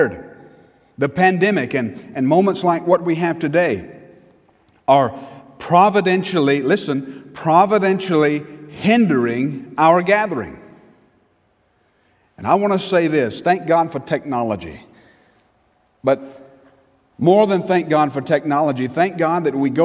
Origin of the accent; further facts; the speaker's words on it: Newnan, Georgia, United States; I was from Newnan